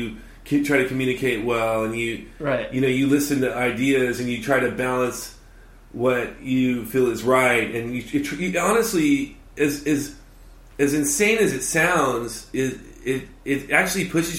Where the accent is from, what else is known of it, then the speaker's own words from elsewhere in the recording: Los Angeles, California, United States; now in Orange County, United States; I'm actually not an Orange County kid. I was born in Harbor City, in the South Bay. So I'm a South Bay kid.